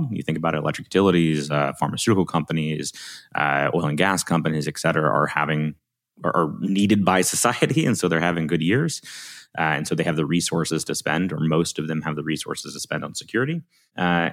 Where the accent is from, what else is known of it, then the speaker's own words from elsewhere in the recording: Alabama, United States; accent: Southern; I'm from Alabama